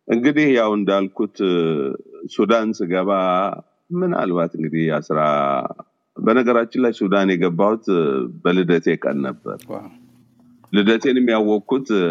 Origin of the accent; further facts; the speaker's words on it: Gondar, Amhara, Ethiopia; moved away as an adult; also born or lived in Dera Anbessame / Sudan; now in United States; እዛው ጎንደር ነው ተወልጅ ያደግኩት